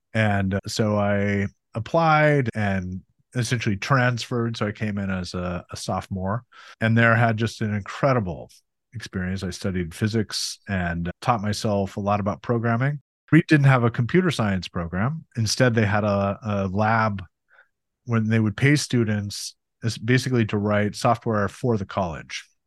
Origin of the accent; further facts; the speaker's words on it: Montana, United States; I grew up in Montana and that was amazing place to grow up in so many ways